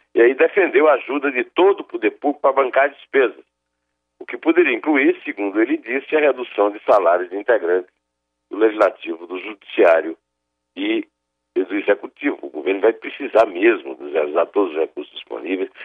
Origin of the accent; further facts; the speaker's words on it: Northeast Region, Brazil; eu sou nordestino